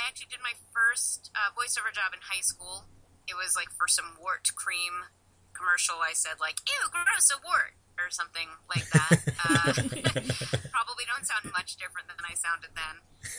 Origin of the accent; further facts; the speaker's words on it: New Jersey, United States; if you're listening to this. I grew up in New Jersey. I got rid of the accent, and I used to imitate TV commercials as a little kid